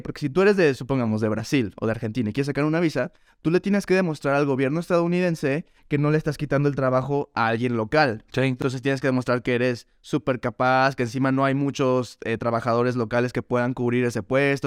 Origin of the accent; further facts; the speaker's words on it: León, Guanajuato, Mexico; moved away as an adult; now in New York, United States; Leonés de nacimiento, crecido y formado en León, Guanajuato